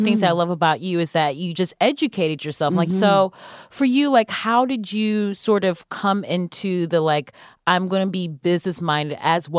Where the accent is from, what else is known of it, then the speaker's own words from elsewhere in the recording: Cleveland, Ohio, United States; Yes, I'm from Ohio, Cleveland.